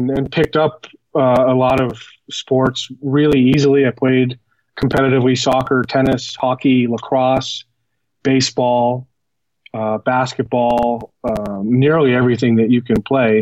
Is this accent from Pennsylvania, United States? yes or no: no; Boston, Massachusetts, United States; now in Denver, United States; I was born in Boston, Massachusetts. I was adopted by my family, when I was an infant, and, grew up in a suburb of Boston